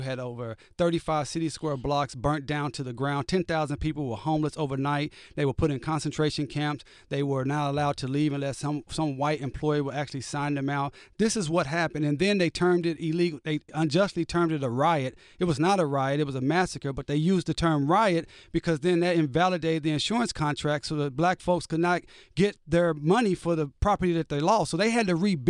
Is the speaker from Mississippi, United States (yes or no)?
no; Tulsa, Oklahoma, United States; Look, I come from Tulsa, Oklahoma, the home of Black Wall Street.